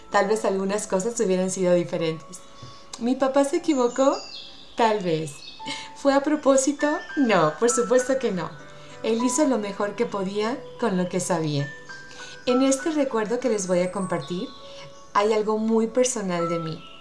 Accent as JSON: {"language": "Spanish", "region": "Utah", "country": "United States", "said": "Por ahorita yo insisto que los mejores atardeceres son de mi tierra. El cielo rojo me llena de nostalgia y de sentimiento. Quiero cerrar los ojos y ver las montañas de Utah."}